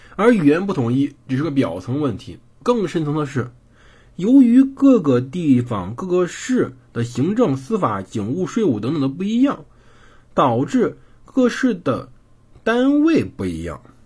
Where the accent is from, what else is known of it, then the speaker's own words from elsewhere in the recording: Henan, China; accent: Henan local accent; 我口音其实也挺重的，就是我们河南本地有时候会露出来一些本地口音，这很正常。我的普通话不是很标准